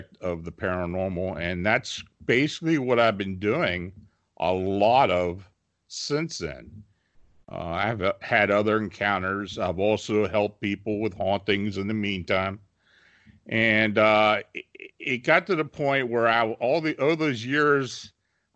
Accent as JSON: {"language": "English", "town": "Gettysburg", "region": "Pennsylvania", "country": "United States", "tie": "born or raised there", "said": "I was born and raised near the Gettysburg battlefield."}